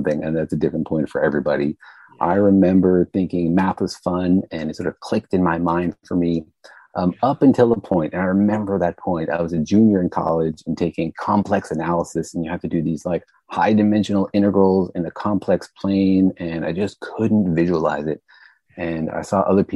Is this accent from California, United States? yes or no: no; Los Alamos, New Mexico, United States; moved away; I grew up in Los Alamos, New Mexico